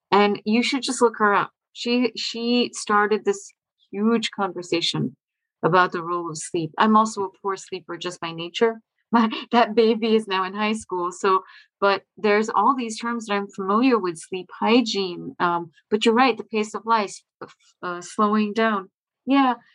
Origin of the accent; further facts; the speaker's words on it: India; now in Boston, United States; I'm from India. I live in I live near Boston in Massachusetts.